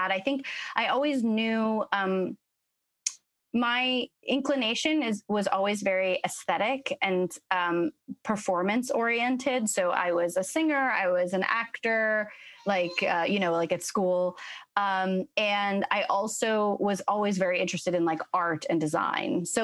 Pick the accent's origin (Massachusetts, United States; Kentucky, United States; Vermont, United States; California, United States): Vermont, United States; Middlebury; also born or lived in Florence, Italy; I grew up uh, in sort of a combination of three places. I was born in Middlebury, Vermont, uh, raised mostly between Middlebury and Florence, Italy. My family's super Italian.